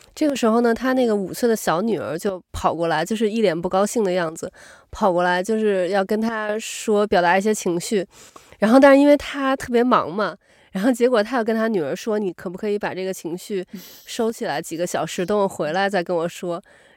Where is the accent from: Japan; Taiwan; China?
China; moved away; 咱们从小在中国长大的嘛，就我，我，我反而会觉得有点儿尴尬，就是跟不认识的人